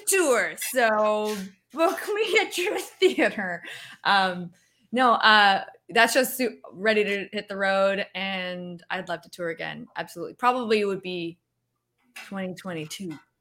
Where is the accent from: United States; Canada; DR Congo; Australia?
Canada; moved away; I'm Canadian